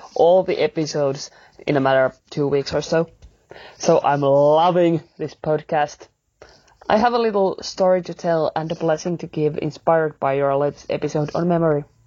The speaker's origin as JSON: {"language": "English", "country": "Finland", "said": "I'm from Finland"}